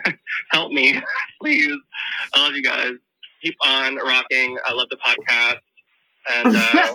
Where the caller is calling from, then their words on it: Waymouth, Virginia, United States; I'm from Waymouth, Virginia.